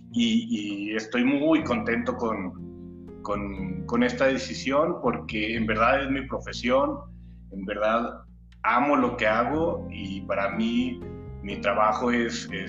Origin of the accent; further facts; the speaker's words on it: Torreón, Coahuila, Mexico; also born or lived in Mexico City; nací en la Ciudad de México, pero a los meses me llevaron a, Torreón, a la comarca lagunera. Eh, y pues sí, ahí nací, eh, ahí me formé, ahí eh, soy, nunca digo que soy de, la capital, siempre digo que soy de, Torreón, que soy lagunero